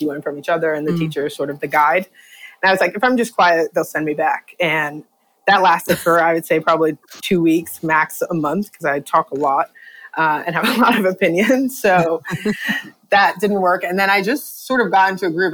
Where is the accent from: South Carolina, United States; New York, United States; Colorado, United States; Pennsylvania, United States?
New York, United States; New York City; I'm from the Bronx originally